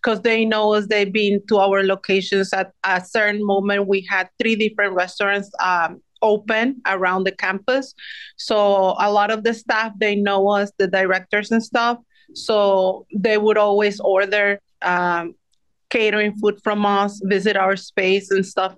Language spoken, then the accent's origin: English; Mexico City, Mexico; moved away as an adult; now in New York City, United States; I am originally from Mexico City. Came here when I was 18 years old to New York City